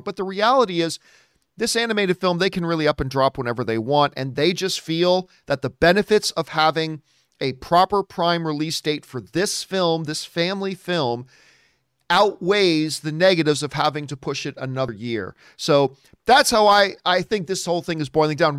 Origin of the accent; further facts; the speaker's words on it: Canada; I'm Canadian